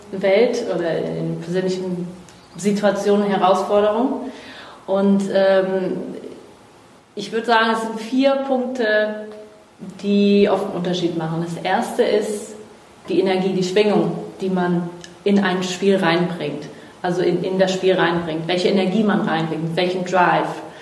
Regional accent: Brazil; now in Germany; Ja, ich bin Brasilianerin.

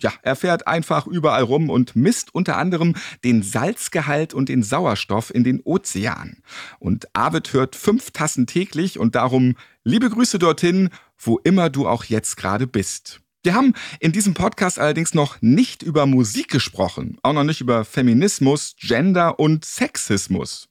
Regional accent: Hamburg, Germany; Ich bin tatsächlich Hamburger und Städter

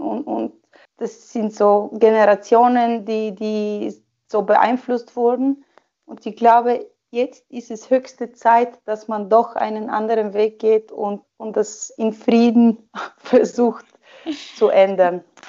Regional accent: Sofia, Sofia City, Bulgaria; German is a second language; moved away as an adult; also born or lived in Germany / Austria; now in Switzerland; Sofia, meine Hauptstadt, also meine, meine Geburtsstadt und die Hauptstadt von Bulgarien

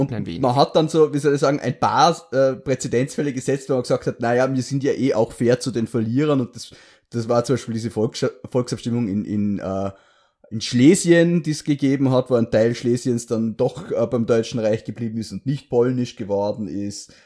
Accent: Vorarlberg, Austria; in meinem Heimatdorf gibt's auch eine vertikale Grenze

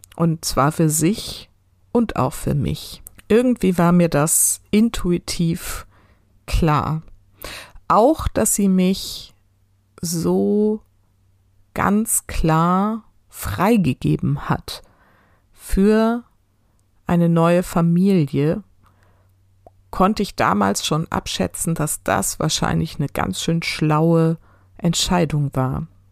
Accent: near Heidelberg, Baden-Württemberg, Germany; Ich bin in einem Ort groß geworden, in der Nähe von Heidelberg

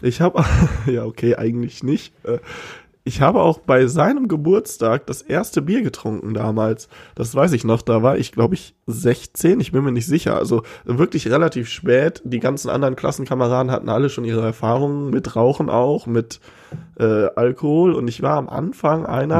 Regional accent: Cologne-Bonn area, North Rhine-Westphalia, Germany; Wir kommen aus dem Köln-Bonner Raum

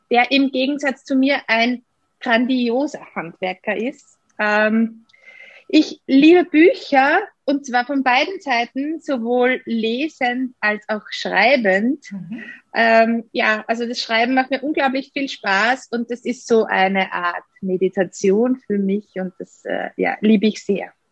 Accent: Austria; ich bin gleich mal äh, nach der Matura, wie das bei uns in Österreich heißt, äh, ausgezogen und habe ein Jahr in Italien verbracht.

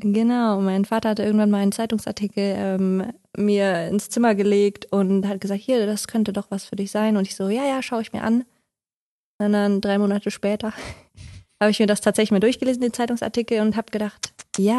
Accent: Odenthal, North Rhine-Westphalia, Germany; also born or lived in Haltern am See; gebürtig aus Haltern am See, aber aufgewachsen in Odental.

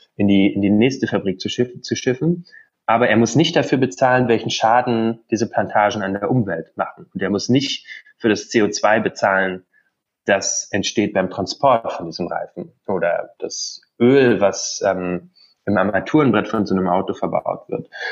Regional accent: Brandenburg, Germany; Also ich komme aus Brandenburg, ähm, bin da groß geworden, meine Eltern leben da immer noch

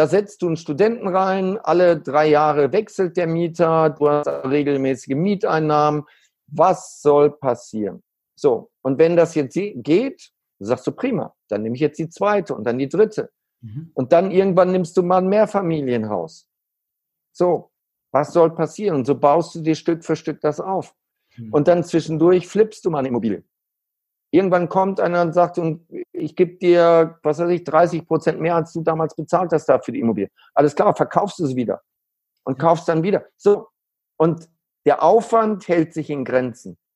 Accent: Neuss, North Rhine-Westphalia, Germany; born there; ich bin in Neuss geboren und ähm, ja, äh, kennst du, ja. Düsseldorf ist ein Vorort. Und äh, dadurch habe hab ich natürlich eine andere Beziehung auch zum Rheinland.

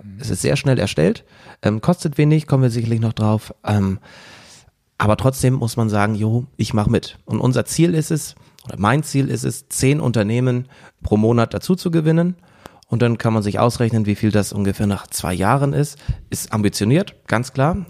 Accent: Husum, Schleswig-Holstein, Germany; Also ich komme jetzt aus Husum

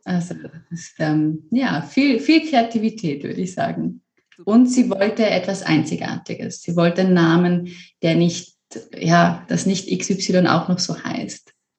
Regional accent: Switzerland; Ich komme aus der Schweiz ursprünglich

